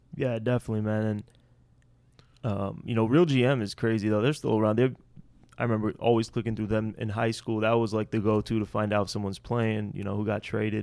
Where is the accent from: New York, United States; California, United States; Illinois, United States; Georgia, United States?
Illinois, United States; Skokie; Skokie, myself